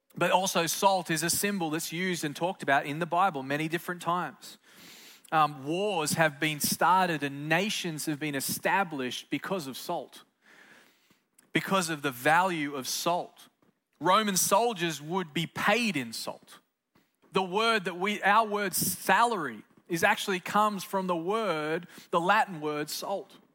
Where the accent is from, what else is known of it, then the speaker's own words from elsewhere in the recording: Australia; moved away; Growing up in Australia, the great south land of the Holy Spirit, I just grew up as a good old pagan kid